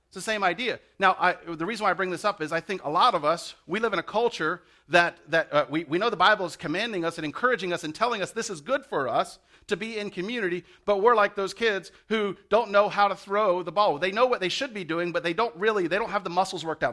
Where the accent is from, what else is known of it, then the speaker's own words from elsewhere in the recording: the South, United States; I'm from the South. We say "y'all."